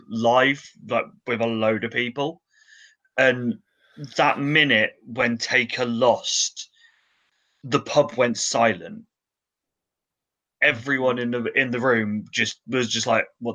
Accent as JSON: {"language": "English", "region": "England", "country": "United Kingdom", "said": "being English"}